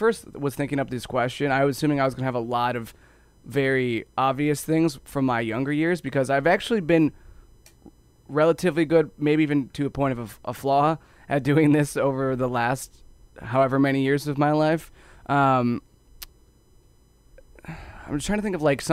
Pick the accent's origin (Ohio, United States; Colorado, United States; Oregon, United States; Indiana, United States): Ohio, United States; I grew up in Ohio